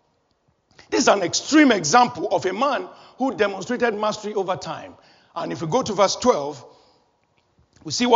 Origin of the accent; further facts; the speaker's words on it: Nigeria; When I was a little boy, growing up in Nigeria, my home country